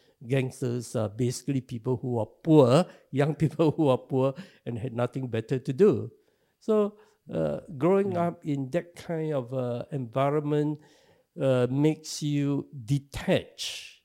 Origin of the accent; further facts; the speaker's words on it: Singapore; I was born in Singapore.